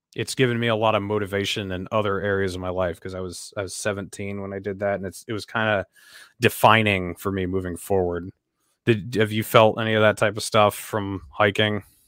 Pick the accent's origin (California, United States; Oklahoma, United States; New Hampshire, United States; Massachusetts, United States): New Hampshire, United States; Sunapee; I grew up in Sunapee, which is, like, I don't know, twenty minutes away from there